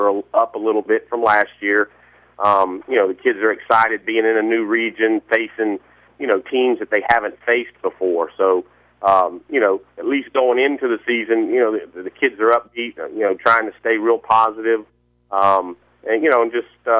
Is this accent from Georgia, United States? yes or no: yes; Valdosta, Georgia, United States; I'm originally from Valdosta